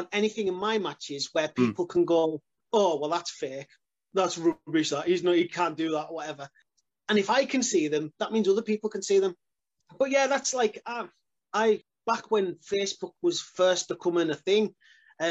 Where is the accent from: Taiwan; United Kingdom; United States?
United Kingdom; Carlisle, North West England; We were in Carlisle, my hometown